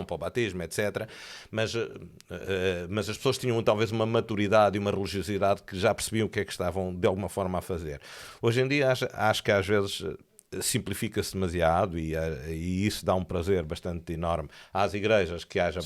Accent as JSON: {"language": "Portuguese", "town": "Tomar", "region": "Centro", "country": "Portugal", "tie": "born or raised there", "also_born_or_lived": "Feijó", "moved": "as an adult", "lives_now": "Lisbon, Portugal", "said": "Eu nasci em Tomar"}